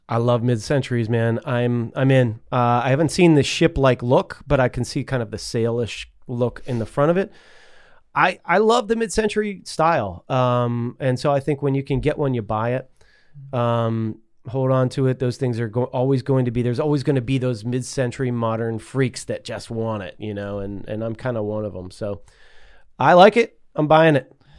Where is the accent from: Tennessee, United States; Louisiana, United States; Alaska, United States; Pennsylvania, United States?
Pennsylvania, United States; Pittsburgh; moved away; In my neighborhood where I grew up in Pleasant Hills